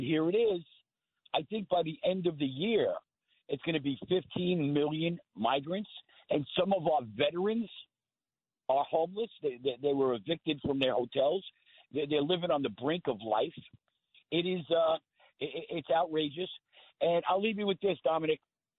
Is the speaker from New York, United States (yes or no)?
yes; Oceanside, New York, United States; also born or lived in Rockville Centre; I grew up on the South Shore, Oceanside, Rockville Center.